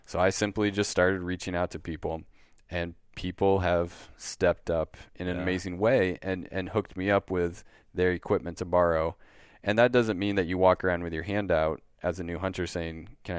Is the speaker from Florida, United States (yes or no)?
no; Wisconsin, United States; I'm from Wisconsin.